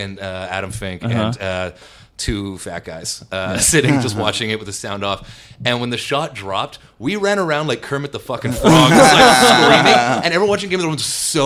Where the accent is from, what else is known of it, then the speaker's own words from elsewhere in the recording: Toronto, Ontario, Canada; I'm from Etobicoke